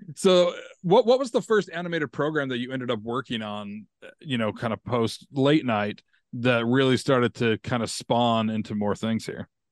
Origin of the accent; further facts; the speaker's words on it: Utah, United States; me growing up in Utah